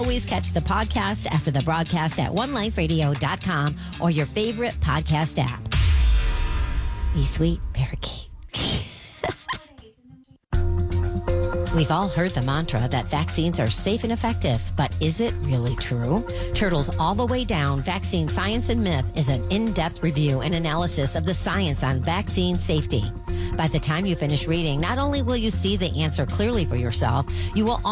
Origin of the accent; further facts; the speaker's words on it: New York, United States; now in Texas, United States; growing up in New York